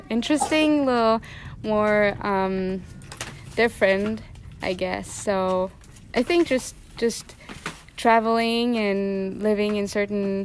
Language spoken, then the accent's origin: English; Nagybajcs, Győr-Moson-Sopron, Hungary; moved away as an adult; also born or lived in Switzerland; now in Luxembourg; So I come from a small town in Hungary. It's called Nagybajcs. And I grew up mostly there